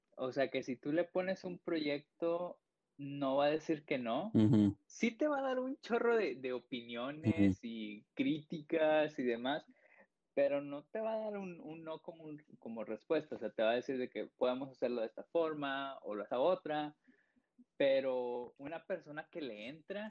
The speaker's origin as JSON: {"language": "Spanish", "town": "Piedras Negras", "region": "Coahuila", "country": "Mexico", "also_born_or_lived": "Sabinas", "said": "yo soy de Piedras, yo vivo en Piedras"}